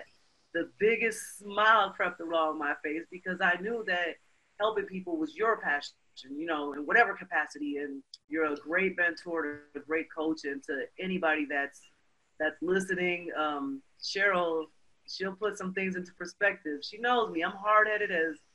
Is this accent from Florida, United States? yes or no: no; New York City, New York, United States; moved away as an adult; also born or lived in Europe; I'm from Brooklyn.